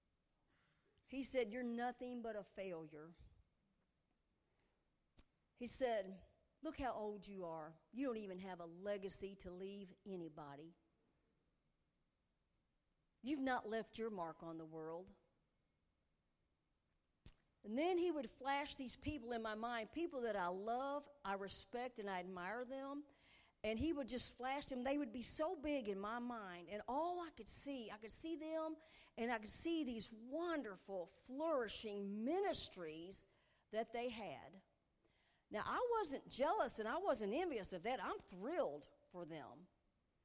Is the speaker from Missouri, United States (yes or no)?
yes; Puxico, Missouri, United States; I've never lived more than 50 miles from my hometown of Puxico